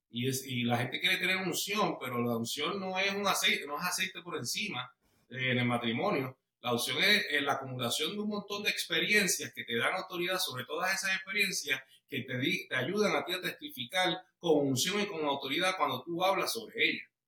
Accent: Bayamón, Puerto Rico; moved away as an adult; now in Georgia, United States; eh, somos boricuas, somos puertorriqueños, este, mi esposa nació en Alemania, yo nací en Bayamón, pero ella se crió en Puerto Rico y después de que nos casamos en el 2006, hace

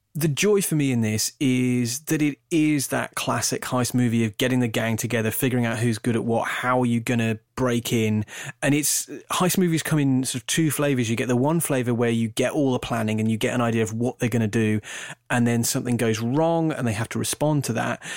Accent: United Kingdom; I'm, I'm British

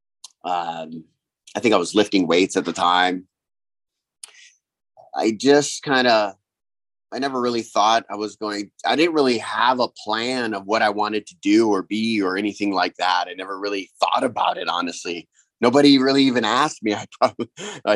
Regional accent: Kauai, Hawaii, United States; I'm from Kauai, Hawaii. So I grew up on an island

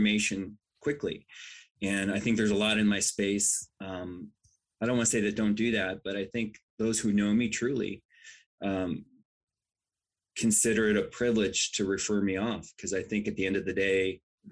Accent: Washington, United States; I grew up in Washington

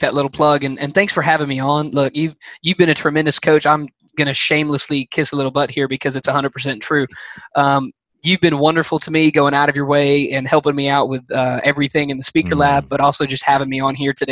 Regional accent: Alabama, United States; I'm from Alabama. You know how we are down here

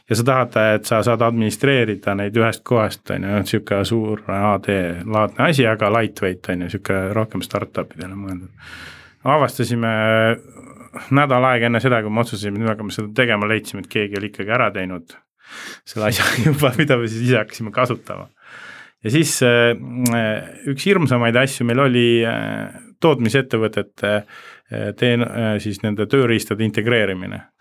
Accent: Rakvere, Lääne-Viru County, Estonia; also born or lived in Jõgeva / Tartu; now in Tallinn, Estonia; ma tulen Rakverest Jõgeva kaudu ja Tartu kaudu ja siis Tallinnasse.

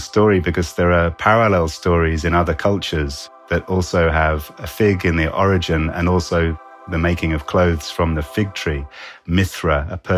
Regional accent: United Kingdom; I'm a British biologist turned writer.

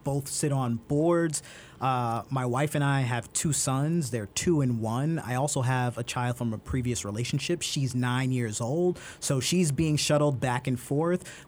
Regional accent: Brooklyn, New York, United States; growing up in Brooklyn, I had these neighbors who lived across the street

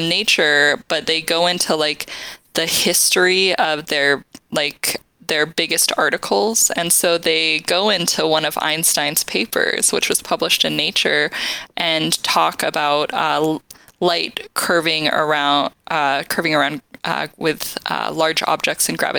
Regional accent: Huntley, Montana, United States; moved away as an adult; also born or lived in Utah; I grew up in a tiny town in Montana called Huntley, Montana, which is less than 500 people.

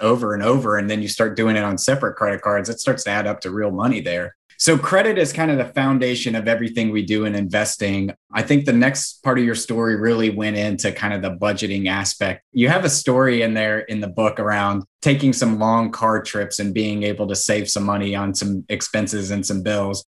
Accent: Nashville, Tennessee, United States; I'm from Nashville.

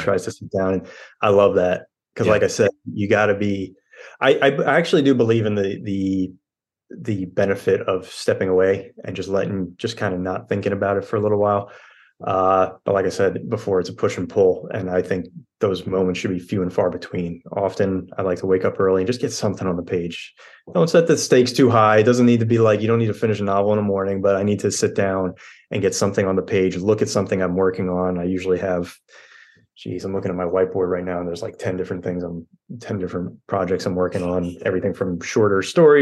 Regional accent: Long Island, New York, United States; moved away as an adult; also born or lived in Queens, New York; now in South Carolina, United States; I grew up on Long Island

